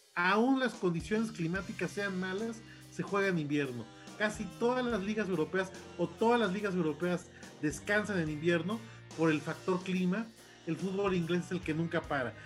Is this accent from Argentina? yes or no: no; Mexico